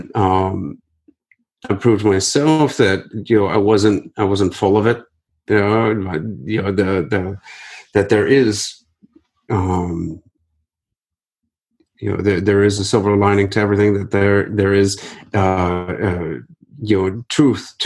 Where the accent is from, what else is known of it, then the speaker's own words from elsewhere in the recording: Akron, Ohio, United States; the 2016 Akron Marathon, which is my hometown